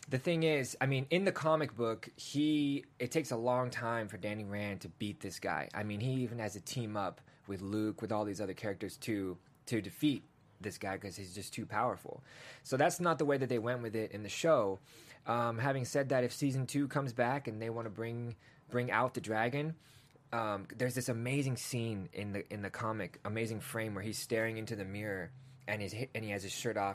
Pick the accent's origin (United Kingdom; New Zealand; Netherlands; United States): United Kingdom; England; born there; Listen, man, I was born in England, man. We just traveled around a lot.